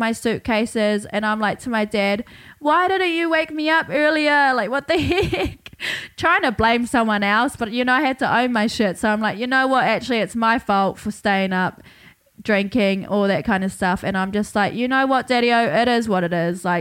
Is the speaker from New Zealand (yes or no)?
yes; Hawke's Bay, New Zealand; now in Brisbane, Australia; I got back to Brisbane about a week ago after spending 3 whole weeks in my hometown, Hawke's Bay, New Zealand